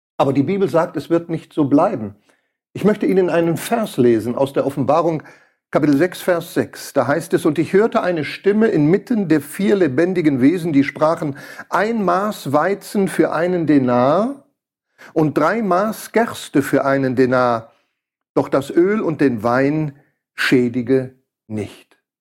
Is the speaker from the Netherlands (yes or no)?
no; Switzerland; hier bei uns in der Schweiz